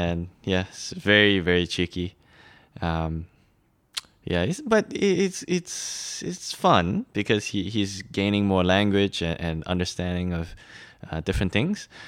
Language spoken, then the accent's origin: English; Malaysia; also born or lived in Shanghai, China; now in Australia; I'm from Malaysia. Um, yeah, and I've grew up there half my life, but, um, half my life somewhere else